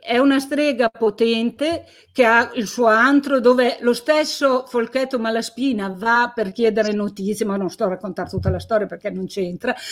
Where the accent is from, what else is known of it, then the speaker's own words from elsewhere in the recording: Carbonara Scrivia, Piedmont, Italy; a Carbonara, il mio paese di origine